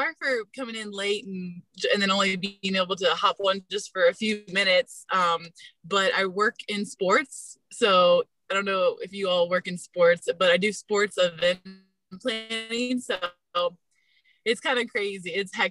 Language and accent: English; East Coast, United States; I'm from the East Coast, and I went to school at Virginia Tech. I'm a Hokie.